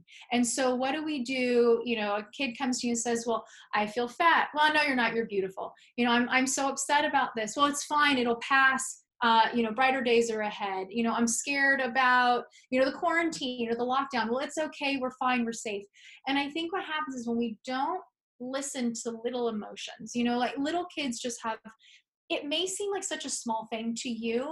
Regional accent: San Francisco, California, United States; moved away as an adult; now in New York, United States; I'm from San Francisco, California. I moved to New York 10 years ago

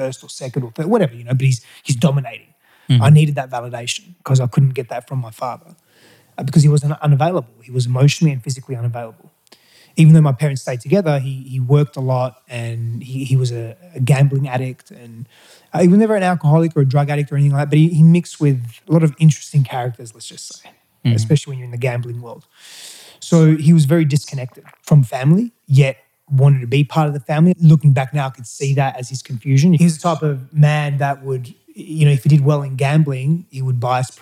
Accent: Australia; first language Greek; English is a second language; also born or lived in Greece; I was born in Australia. But then my father wanted to try and make a living in Greece, try and make it work there. And so he moved us all there virtually as soon as I was born

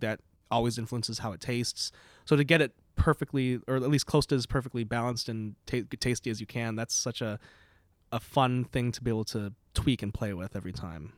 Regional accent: Palatine, Illinois, United States; now in Burlington, United States; I'm from Illinois originally, Palatine, Illinois

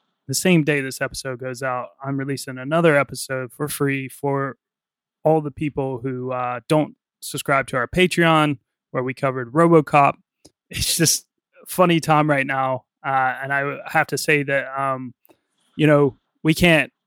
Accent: United States; moved away; I'm from America, and right now things have been going on in my home state and in my country

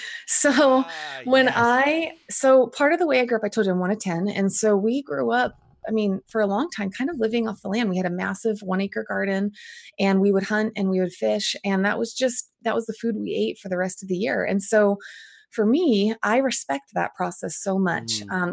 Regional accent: New Jersey, United States; now in Boise, United States; So I live in Boise, Idaho. So I actually grew up I was born in New Jersey. I'm the oldest of 10 kids.

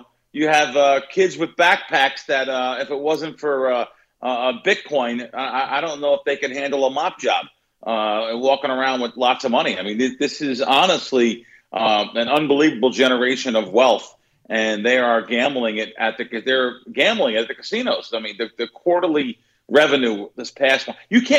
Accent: New Jersey, United States; I come from New Jersey.

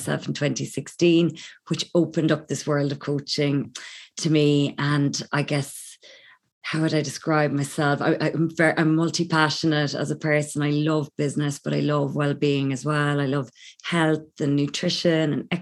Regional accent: Ireland; accent: Irish; also born or lived in London; I'm Irish, as you may pick up from my accent. I'm currently based in Ireland, but I was actually in London for about 14 years

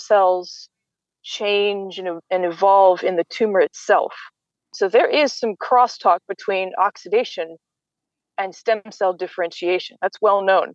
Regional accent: United States; as an American

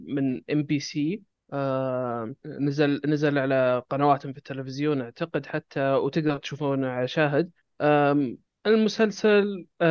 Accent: Saudi Arabia; عندنا بالسعوديه

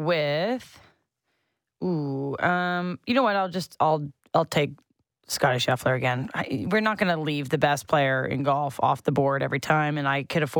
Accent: Sutton, Ontario, Canada; my hometown of Sutton

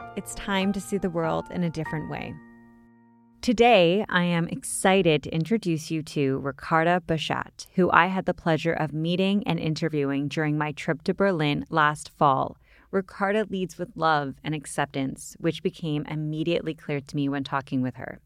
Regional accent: Canada; I'm from Canada

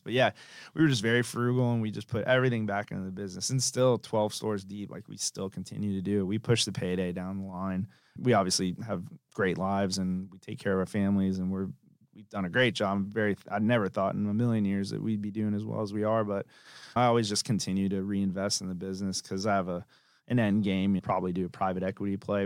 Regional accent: Tampa, Florida, United States; moved away as an adult; also born or lived in Tallahassee, Florida; I'm from Tampa, Florida originally

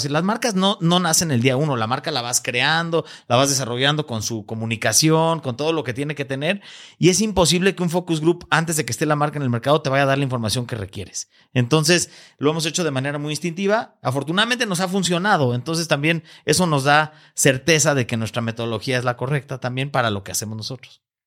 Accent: Mexico; este gran orgullo que tenemos como mexicanos

